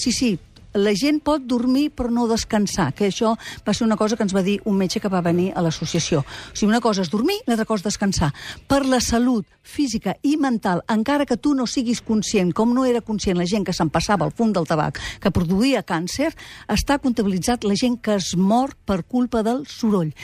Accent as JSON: {"language": "Catalan", "town": "Girona", "region": "Catalonia", "country": "Spain", "tie": "born or raised there", "said": "Soc de Girona de tota la vida."}